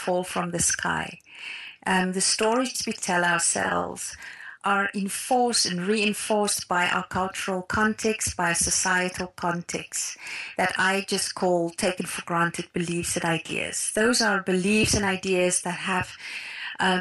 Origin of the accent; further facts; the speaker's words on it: South Africa; I grew up in Afrikaner cultural context